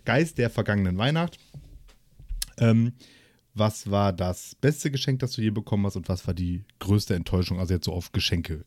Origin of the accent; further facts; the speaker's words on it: Essen, North Rhine-Westphalia, Germany; ich so als, als Essener Jung